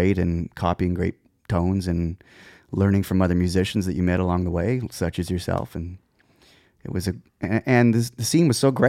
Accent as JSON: {"language": "English", "town": "Moose Jaw", "region": "Saskatchewan", "country": "Canada", "tie": "born or raised there", "moved": "as an adult", "said": "I was born in the Jaw."}